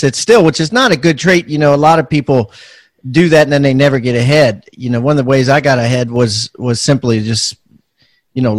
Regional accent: Baltimore, Maryland, United States; I'm from Baltimore, so it's very diverse

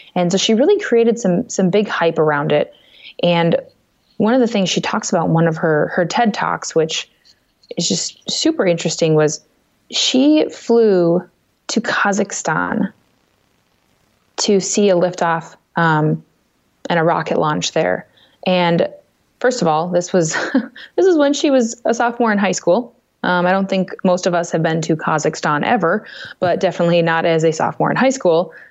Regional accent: Minnesota, United States; my home state of Minnesota

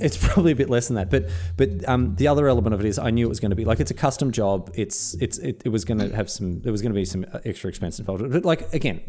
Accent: Melbourne, Victoria, Australia; now in Sunshine Coast, Australia; I grew up in Melbourne

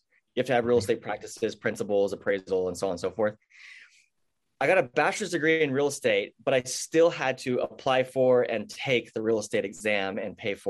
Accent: near San Diego, California, United States; also born or lived in Portland, Oregon; now in San Diego, United States; my hometown is really close to San Diego. It's a very agricultural area. My whole family farms

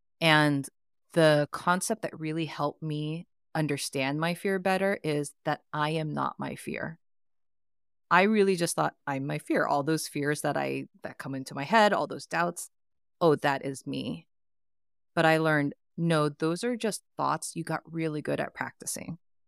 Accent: Oakland, California, United States; also born or lived in Philippines; I grew up in the East Bay.

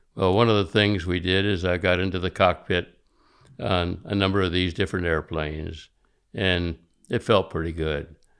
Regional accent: Miami, Florida, United States; I was born there in nineteen thirty

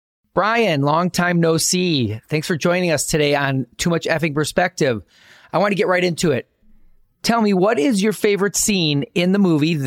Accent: Milwaukee, Wisconsin, United States; moved away as an adult; I kept my mucklucks to remind me of my hometown.

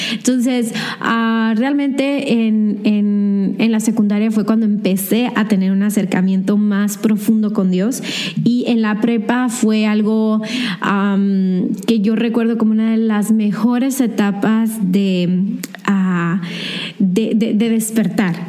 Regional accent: Hermosillo, Sonora, Mexico; also born or lived in Mexicali; yo nací en Mexicali, pero solo viví un año y me regresé aquí a Hermosillo

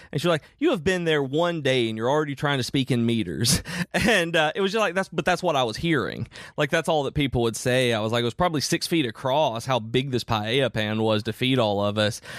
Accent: United States; I grew up in Amish country

